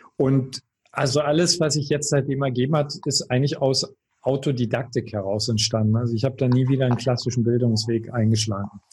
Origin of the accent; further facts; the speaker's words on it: Görlitz, Saxony, Germany; also born or lived in Berlin; now in Baden-Baden, Germany; ich komme aus Görlitz.